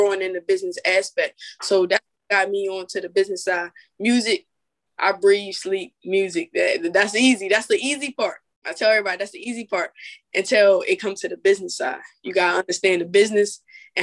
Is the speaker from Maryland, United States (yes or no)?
yes; Salisbury, Maryland, United States; I'm from Salisbury, Maryland